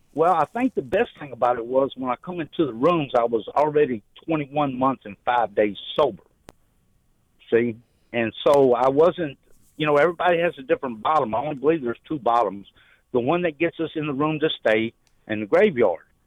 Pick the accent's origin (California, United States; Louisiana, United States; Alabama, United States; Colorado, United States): Louisiana, United States; Shreveport; moved away as an adult; now in Naples, United States; I'm from Shreveport